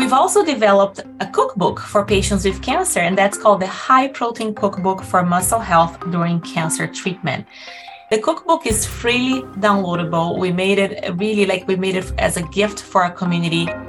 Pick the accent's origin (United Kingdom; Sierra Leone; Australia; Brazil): Brazil; English is a second language; moved away as an adult; now in Canada; I'm originally from Brazil